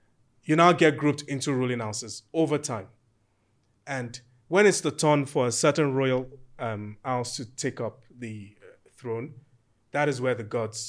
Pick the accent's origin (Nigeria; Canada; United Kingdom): Nigeria; Ijebu Ode, Ogun State; So I'm from Ejebu Ode and I'm from one of the four royal families who actually ascend to the throne to become the Awujale.